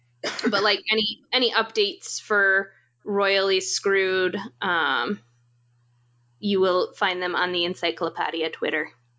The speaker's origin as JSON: {"language": "English", "region": "Midwest", "country": "United States"}